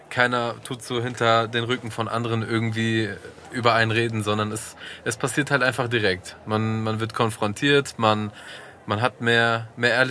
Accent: Bavaria, Germany; now in Frankfurt, Germany; Ja, es ist natürlich, also ich komme ja aus einem Kaff mit 8000 Einwohnern und auf einmal sitze ich hier und äh, ja, es ist ganz anders.

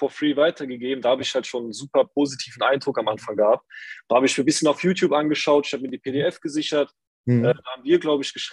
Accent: Saarbrücken, Saarland, Germany; Hi, ich bin äh, 21, ich komme aus Saarbrücken, aus dem wunderschönen Saarland.

